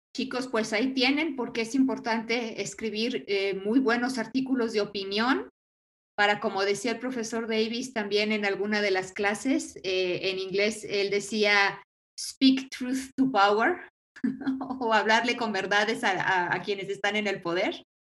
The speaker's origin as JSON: {"language": "Spanish", "country": "Mexico", "also_born_or_lived": "Aguascalientes", "said": "nosotros pues casi todos somos eh, mexicanos"}